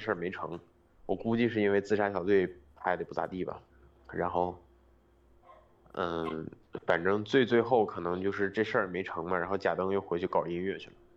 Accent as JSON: {"language": "Chinese", "region": "Northeast China", "country": "China", "tie": "born or raised there", "moved": "yes", "said": "我们老家那个地儿"}